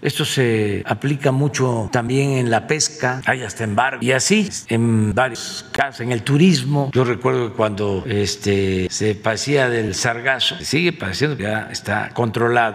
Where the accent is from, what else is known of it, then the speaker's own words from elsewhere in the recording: Mexico; somos muchos los mexicanos allá